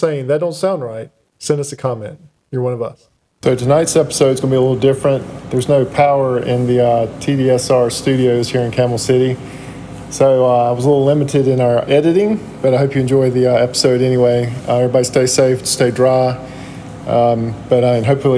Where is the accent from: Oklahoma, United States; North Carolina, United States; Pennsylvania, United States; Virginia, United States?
North Carolina, United States; Cary; I am originally from Cary